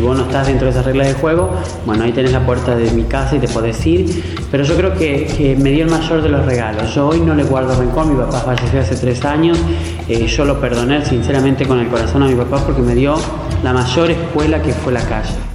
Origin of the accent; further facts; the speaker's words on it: Santa Fe, Argentina; moved away; Haberme vuelto en el 2010 a mi provincia